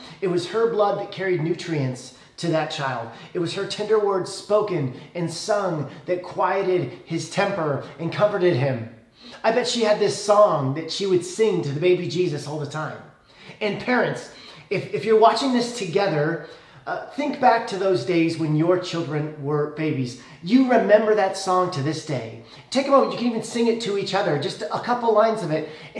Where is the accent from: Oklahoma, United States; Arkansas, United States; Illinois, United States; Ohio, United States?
Illinois, United States; Le Roy; I grew up in Leroy, Illinois, population 3,600.